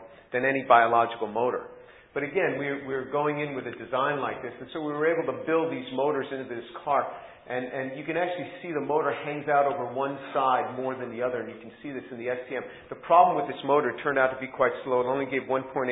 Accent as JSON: {"language": "English", "town": "New York City", "region": "New York", "country": "United States", "tie": "born or raised there", "said": "I was born a Jew in New York City"}